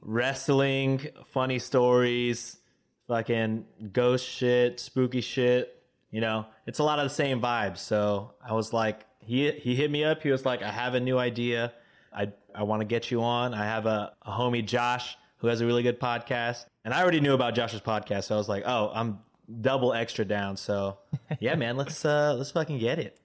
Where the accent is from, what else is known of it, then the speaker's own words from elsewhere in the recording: Texas, United States; I'm Filipino by skin color only, my guy. I wish I knew more. I wish I was Taga, I had, I knew Tagalog, but Texan, baby